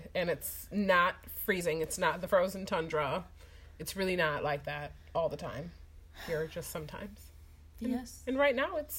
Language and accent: English; Midwest, United States; accent: Midwest; I feel like we're in the Midwest. I'm sure you can tell by the way that I talk. This is the Midwest, in the Central time zone.